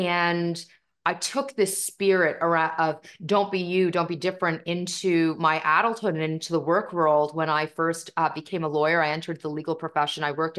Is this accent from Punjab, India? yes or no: yes; Punjab, India; And not only are we from India, we're North Indian, which makes us Punjabi by culture, and we are Sikh by faith. And so my faith is called Sikhism or Sikhi.